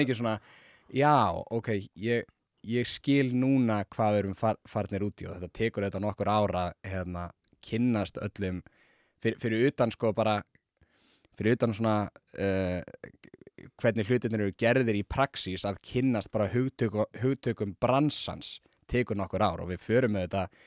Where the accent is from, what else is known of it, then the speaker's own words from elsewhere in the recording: Reykjavík, Capital Region, Iceland; also born or lived in Seattle, United States; ég er bara um, úr hlíðunum